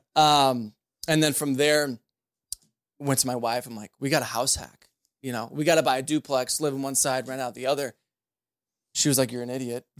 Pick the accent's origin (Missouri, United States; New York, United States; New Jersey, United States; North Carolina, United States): Missouri, United States; St. Charles; born and raised in Saint Charles